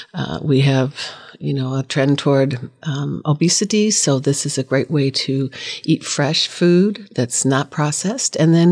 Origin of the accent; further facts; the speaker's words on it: North Dakota, United States; born there; Well, I was born in North Dakota, and my grandma and grandpa were both farmers